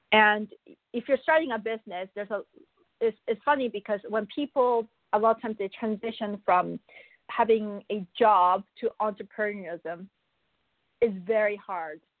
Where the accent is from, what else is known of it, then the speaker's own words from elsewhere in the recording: Buenos Aires, Argentina; also born or lived in Korea; now in Canada; I, I was born in Korea, but I was also raised in Buenos Aires, in Argentina and then I moved to Canada.